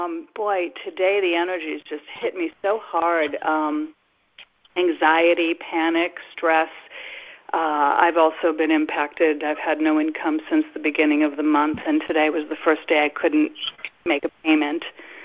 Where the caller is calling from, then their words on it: Massachusetts, United States; Yes, hi, Jimmy. … in Massachusetts.